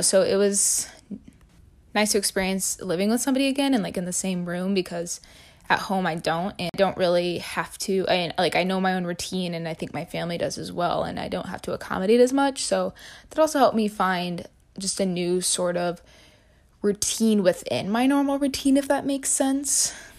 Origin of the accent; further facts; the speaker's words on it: Illinois, United States; I'm from Illinois